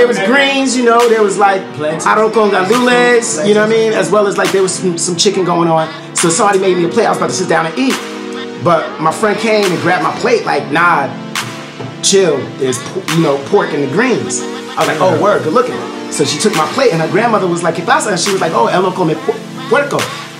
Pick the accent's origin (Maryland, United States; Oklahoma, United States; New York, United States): New York, United States; New York City; I'm from the Lower East Side, Puerto Rican neighborhood.